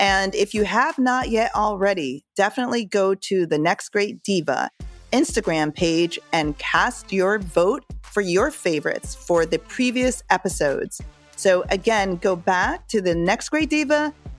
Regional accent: Jamaica; although I'm from Jamaica, our roots go back to Africa

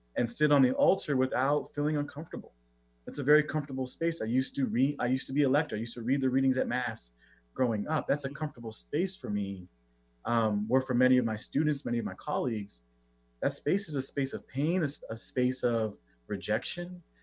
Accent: Oxnard, California, United States; I grew up in Southern California, a place called Oxnard

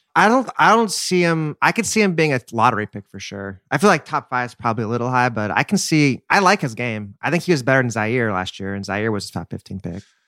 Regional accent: Texas, United States; I'm from Texas. I went to U T when K D was there.

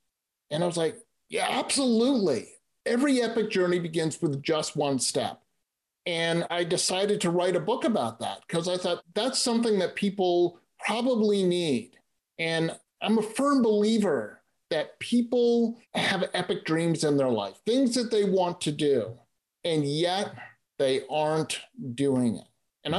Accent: East Coast, United States; I grew up on the East Coast and, well, I don't really like snow. So I moved someplace where we don't have snow.

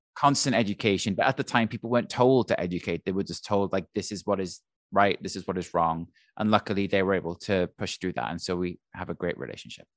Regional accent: Wales, United Kingdom; moved away as an adult; also born or lived in London; now in New York, United States; when I was growing up in Wales

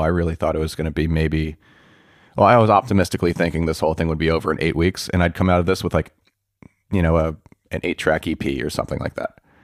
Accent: New York, United States; I grew up in New York

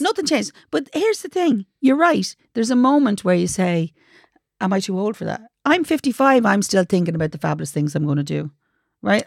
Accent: Dublin, Leinster, Ireland; also born or lived in Ballymun; I was born in Ballymun, but I lived in Finglas mostly, so maybe maybe Finglas Rose.

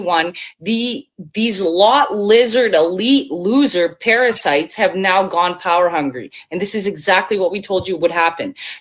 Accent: Bosnia & Herzegovina; born or raised there; now in Canada

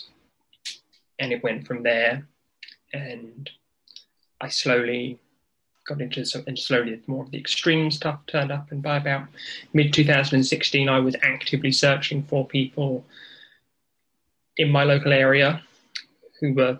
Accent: United Kingdom; accent: British; In case your viewers can't tell by this accent, I am as British as tea and scones.

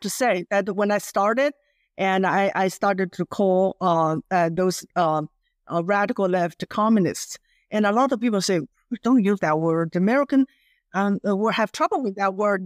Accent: China; English is a second language; moved away as an adult; also born or lived in Virginia, United States; now in United States; growing up in Mouse, China

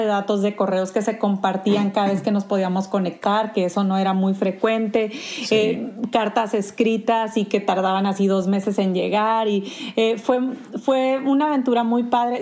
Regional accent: Sonora, Mexico; moved away as an adult; also born or lived in Tijuana; soy sonorense, no sé si todavía se me nota en mi acento

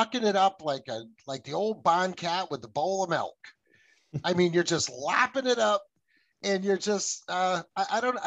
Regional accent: United States; My family came here in the 1640s

